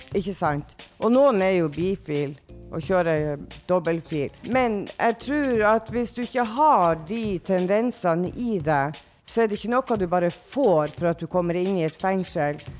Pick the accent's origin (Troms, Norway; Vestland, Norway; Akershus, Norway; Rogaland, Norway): Troms, Norway; Tromsø; accent: Northern Norwegian; now in Oslo, Norway; nå er jo jeg fra Nord-Norge, som alle sammen hører. Jeg er fra Tromsø.